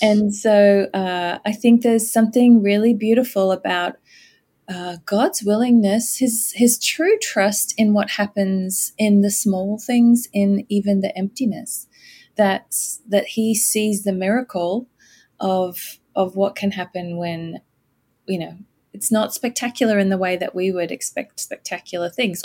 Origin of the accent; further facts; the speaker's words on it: Australia; moved away as an adult; also born or lived in United States / United Kingdom; I grew up in Australia but um, left to go to university with my very new husband back in 1989